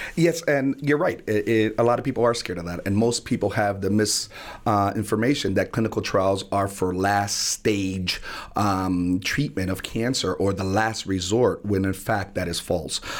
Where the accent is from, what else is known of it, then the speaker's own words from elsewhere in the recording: New Haven, Connecticut, United States; being born and raised in New Haven and in the Hill section of New Haven